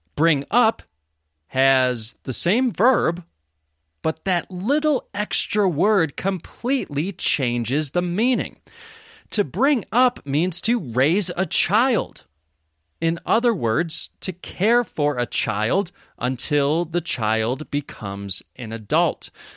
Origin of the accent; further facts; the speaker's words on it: Rochester, New York, United States; moved away as an adult; now in Bisbee, United States; I live in Bisbee, Arizona, United States of America. But I grew up in Rochester, New York